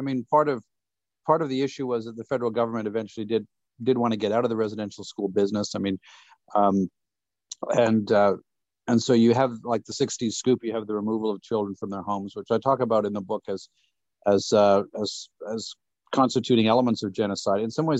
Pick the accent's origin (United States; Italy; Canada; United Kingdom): Canada; Saskatchewan; I'm from Saskatchewan